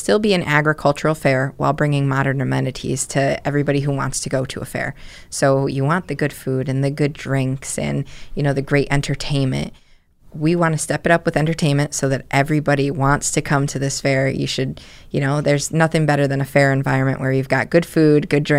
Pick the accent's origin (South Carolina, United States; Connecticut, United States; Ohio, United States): Connecticut, United States; New Britain; I grew up in New Britain.